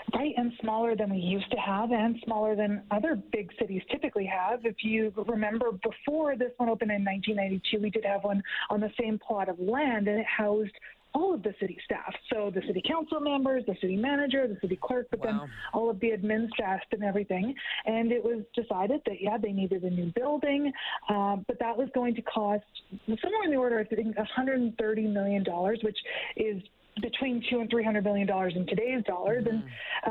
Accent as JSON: {"language": "English", "town": "Edmonton", "region": "Alberta", "country": "Canada", "tie": "born or raised there", "said": "I was born and raised in Edmonton"}